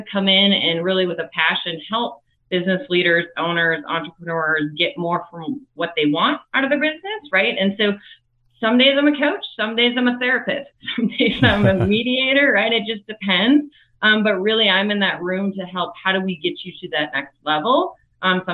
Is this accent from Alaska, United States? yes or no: no; Minneapolis, Minnesota, United States; I'm originally from Minneapolis, Minnesota